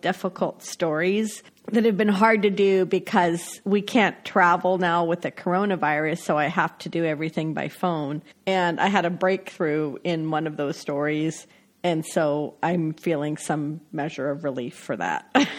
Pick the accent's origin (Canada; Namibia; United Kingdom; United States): United States; Williston, North Dakota; moved away as an adult; now in Greece; I grew up in North Dakota mostly, and I graduated from high school there